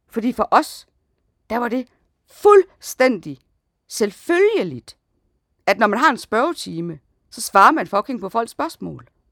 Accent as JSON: {"language": "Danish", "region": "Jutland", "country": "Denmark", "said": "vi er sådan to jyder"}